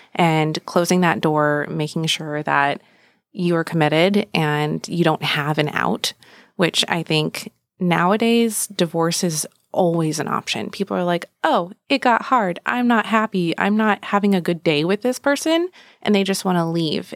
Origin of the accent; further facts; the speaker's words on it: San Francisco Bay Area, California, United States; moved away as an adult; now in Gilbert, United States; we grew up in the San Francisco Bay Area